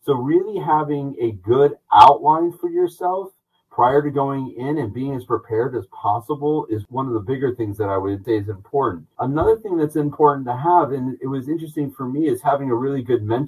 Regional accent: Atlanta, Georgia, United States; moved away as an adult; also born or lived in Northeast US / Long Island, New York; now in Augusta, United States; I was born and raised in Atlanta, Georgia

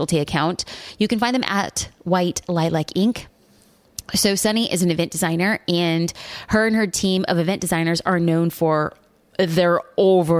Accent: Newport Beach, California, United States; my hometown of Newport Beach, California

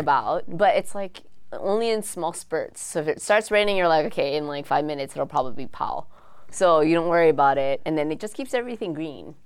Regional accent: Oahu, Hawaii, United States; I'm from Oahu, and my friends are all, we're all from the Windward side

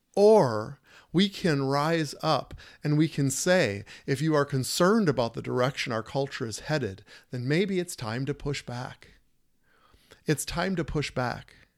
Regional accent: United States; I'm an American boy and, and born and raised

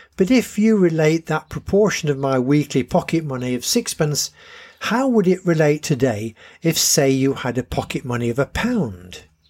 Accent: Harrogate, Yorkshire and the Humber, United Kingdom; the bus I came into town on from the Dragon at Bilton

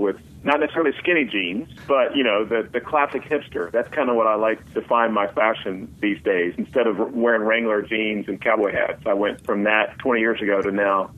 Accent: outside of Tulsa, Oklahoma, United States; moved away as an adult; also born or lived in Colorado; I grew up outside of Tulsa in Oklahoma

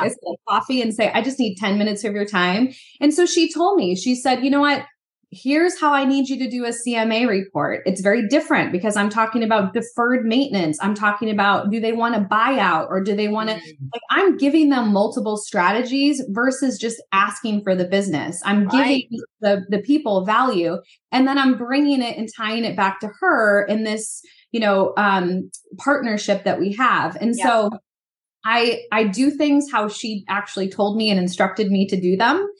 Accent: East Coast, United States; I grew up on the East Coast too.

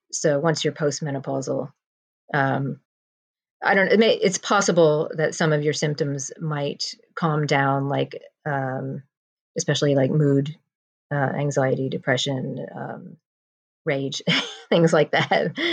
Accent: New Jersey, United States; moved away as an adult; now in London, United Kingdom; I am originally from New Jersey and I moved to London to be with my husband about 21 years ago

